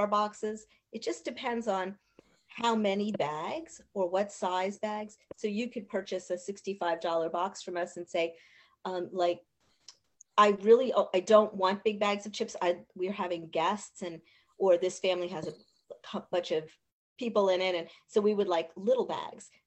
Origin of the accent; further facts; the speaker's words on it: Reading, Pennsylvania, United States; I grew up there. I grew up on Carsonia Avenue. I graduated from Mount Penn High School